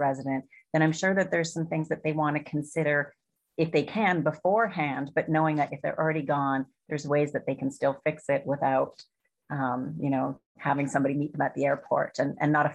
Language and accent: English; Canada; moved away; I'm from Canada